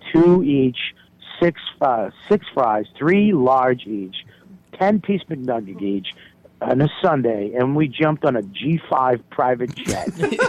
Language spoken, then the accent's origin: English; Boston, Massachusetts, United States; moved away as an adult; now in New York City, United States; I'm from Boston. I've lived in New York for over 15, 16 years.